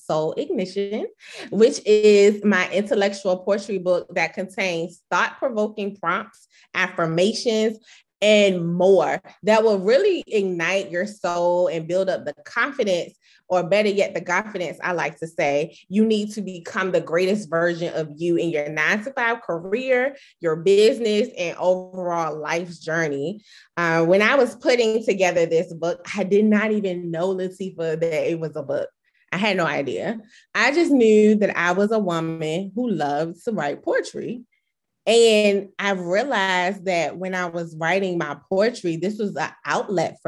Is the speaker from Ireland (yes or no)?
no; Chesapeake, Virginia, United States; also born or lived in DMV area (DC, Maryland, Virginia); now in DMV area, United States; I currently reside in the DMV area, which is DC, Maryland, Virginia, but I'm originally from Chesapeake, Virginia.